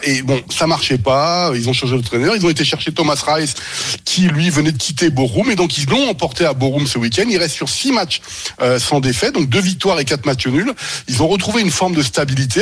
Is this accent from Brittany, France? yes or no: no; Normandy, France; je suis normand, moi, d'origine